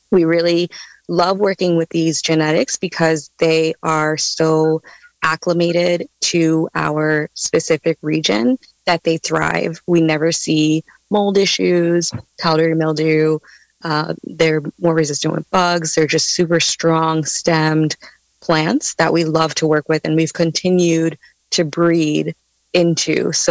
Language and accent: English; East Coast, United States; And I'm coming from the East Coast, so I, I saw a lot of indoor grows happening there.